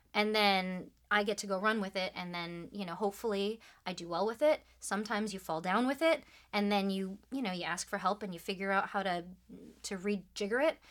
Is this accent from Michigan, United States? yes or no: yes; Troy, Michigan, United States; I grew up just outside of Detroit, Michigan, so, you know, good old Midwestern stuff.